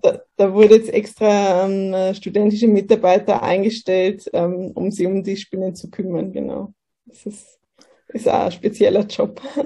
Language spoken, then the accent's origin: German; Kelheim, Bavaria, Germany; moved away as an adult; now in Austria; ich bin aus, äh, komme aus Bayern. Aus Kelheim